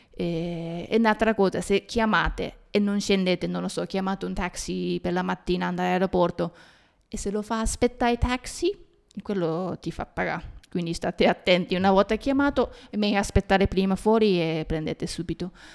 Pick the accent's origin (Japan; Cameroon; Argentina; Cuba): Japan; noi giapponesi